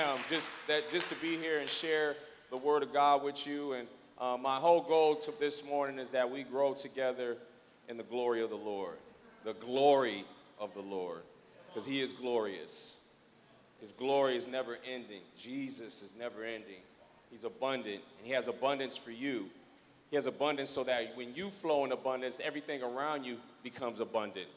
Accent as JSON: {"language": "English", "town": "San Diego", "region": "California", "country": "United States", "tie": "born or raised there", "said": "I grew up in San Diego, California."}